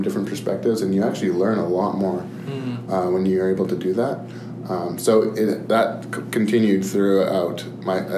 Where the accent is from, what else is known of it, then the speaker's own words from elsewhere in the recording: Calgary, Alberta, Canada; also born or lived in Edmonton; now in Boston, United States; I was born in Edmonton, moved to Calgary when I was two. Mm-hmm. So pretty much born and raised in Calgary